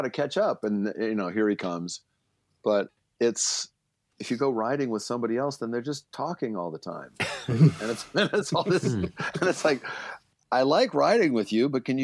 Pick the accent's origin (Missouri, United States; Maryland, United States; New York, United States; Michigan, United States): Maryland, United States; Baltimore; I grew up in Baltimore